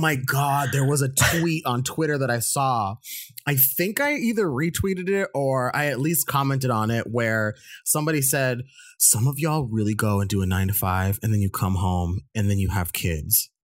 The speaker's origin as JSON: {"language": "English", "country": "United States", "said": "I'm an Indian American"}